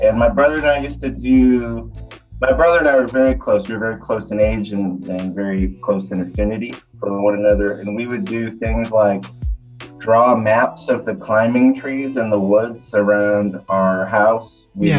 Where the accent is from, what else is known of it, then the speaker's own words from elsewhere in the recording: New York, United States; accent: Western New York/Southern hybrid; also born or lived in Kentucky; No, I'm originally from Western New York State, but I lived in Kentucky for a very long time. Long enough to meld my redneck Western New York accent to Southern, sort of Kentucky fried accent.